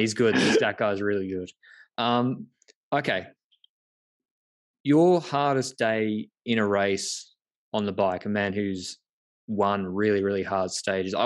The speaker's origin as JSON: {"language": "English", "country": "Australia", "said": "as an Australian"}